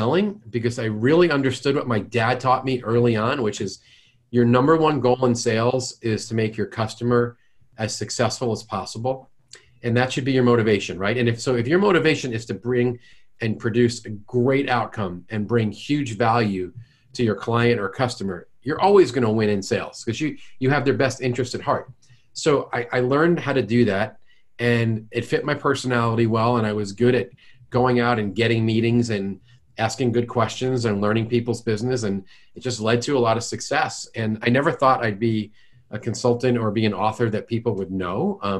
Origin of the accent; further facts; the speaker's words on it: New York, United States; now in St. Louis, United States; I'm from New York and I've lost most of my jerk and most of my accent.